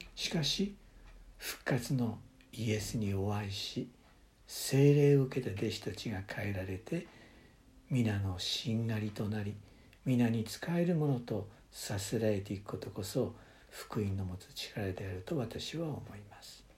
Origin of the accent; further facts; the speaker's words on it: Japan; moved away as an adult; also born or lived in United States; 日本の教会で育てられ